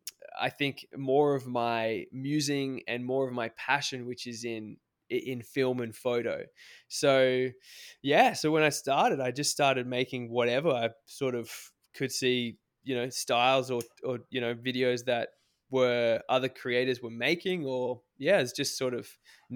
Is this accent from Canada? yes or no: no; Cairns, Queensland, Australia; I grew up in Cairns in Far North Queensland.